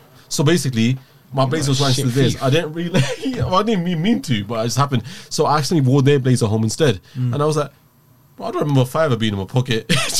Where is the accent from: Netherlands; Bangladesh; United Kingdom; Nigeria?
United Kingdom; London; We're from East and South, bro.